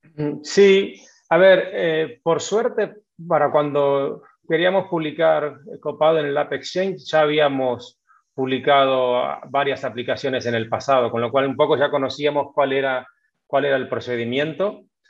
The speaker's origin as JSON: {"language": "Spanish", "town": "Necochea", "region": "Buenos Aires Province", "country": "Argentina", "also_born_or_lived": "Mar del Plata, Argentina / Madrid, Spain", "moved": "as an adult", "lives_now": "Spain", "said": "soy, de Necochea, pero hacía varios años que vivía en Mar del Plata"}